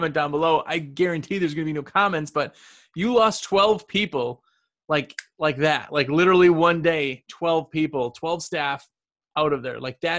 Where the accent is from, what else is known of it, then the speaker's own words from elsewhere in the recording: Milwaukee, Wisconsin, United States; I'm from Milwaukee area.